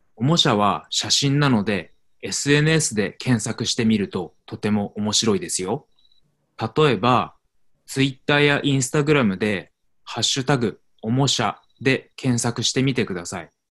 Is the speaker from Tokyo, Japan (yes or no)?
yes; Tokyo, Japan; moved away as an adult; also born or lived in Arizona, United States; 私は日本の東京出身ですが、アメリカのアリゾナ州にも住んでいました。去年、東京に戻りました。